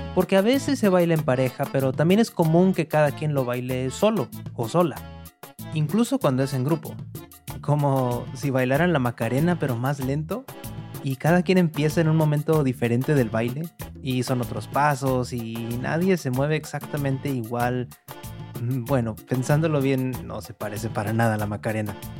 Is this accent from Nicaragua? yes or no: no; Monterrey, Nuevo León, Mexico; moved away as an adult; now in New York, United States; Nací en Monterrey, al noreste de México, y hace varios años que me fui para Nueva York